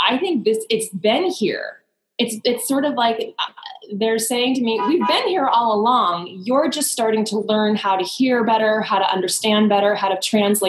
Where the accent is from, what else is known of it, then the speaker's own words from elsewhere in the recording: East Coast, United States; I'm going to say this, but I'm going to preface it with, I am very much East Coast.